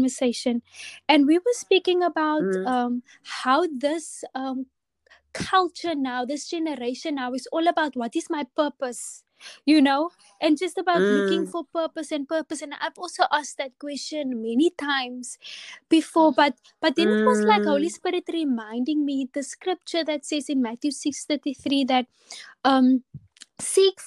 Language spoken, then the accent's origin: English; Atlantis, Western Cape, South Africa; I grew up in Atlantis, and my parents still live here